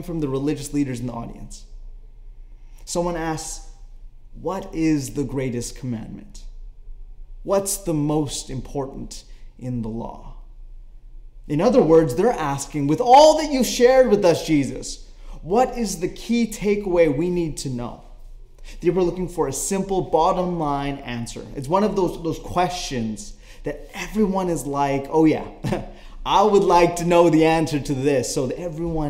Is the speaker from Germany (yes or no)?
no; Canada; I am Canadian